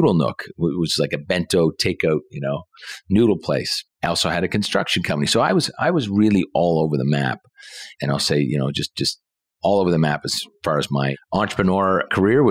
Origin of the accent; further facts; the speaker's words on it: Halifax, Nova Scotia, Canada; born and raised in Halifax, Nova Scotia.